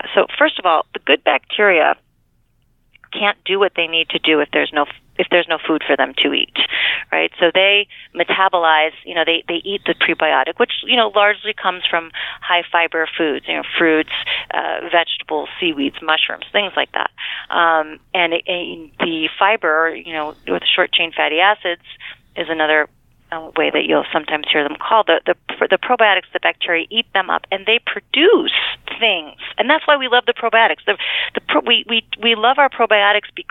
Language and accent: English; United States; also born or lived in New York; I am from Connecticut, New York